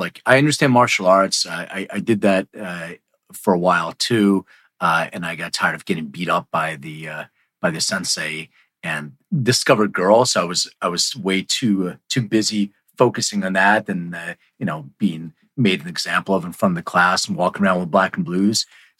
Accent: Philadelphia, Pennsylvania, United States; now in Los Angeles, United States; Well, I'm from Philly, but so I'm used to it's not the same cold, but when I moved to LA, the blood, I don't know, it changes.

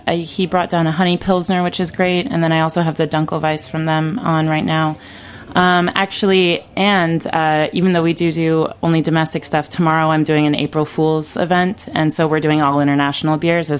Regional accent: Davis, California, United States; now in New York City, United States; I'm from California, and I'm from Davis, which has a huge beer culture in that town

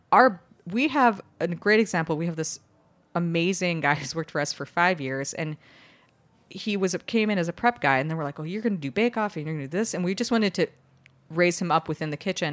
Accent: Chicago, Illinois, United States; now in New York City, United States; I grew up in Chicago

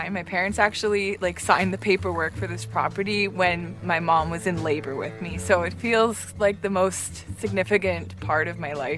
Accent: Thunder Bay, Ontario, Canada; moved away; also born or lived in Toronto; I grew up in Thunder Bay, Ontario.

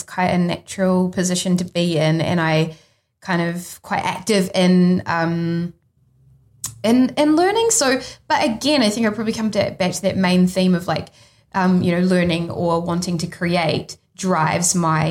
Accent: New Zealand; also born or lived in London; I'm a New Zealander

